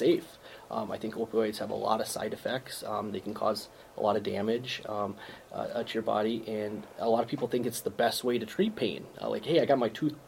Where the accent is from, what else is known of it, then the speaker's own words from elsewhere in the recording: Winnebago, Minnesota, United States; also born or lived in Des Moines, Iowa; now in Fairmont, United States; I grew up in Winnebago and graduated from Blue Earth area for high school